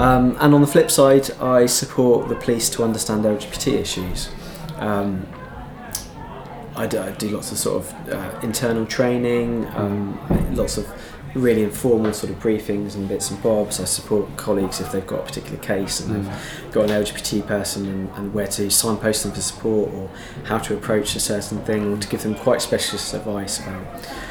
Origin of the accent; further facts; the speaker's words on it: Devon, South West England, United Kingdom; I grew up in Devon